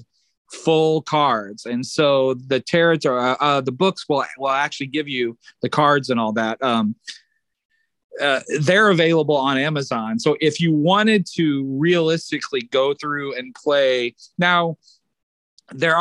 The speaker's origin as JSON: {"language": "English", "region": "Illinois", "country": "United States", "tie": "born or raised there", "said": "I had always recorded the television shows in my hometown area in Illinois"}